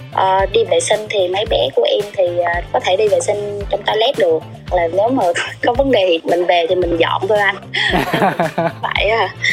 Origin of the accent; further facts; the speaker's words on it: Binh Dinh, Vietnam; quê của em là ở bình định